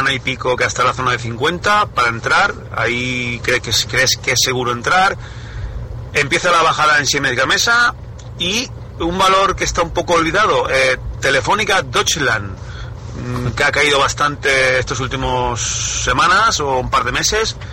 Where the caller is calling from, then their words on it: Valencia, Valencian Community, Spain; de Valencia, muy rápido, voy a ser muy breve.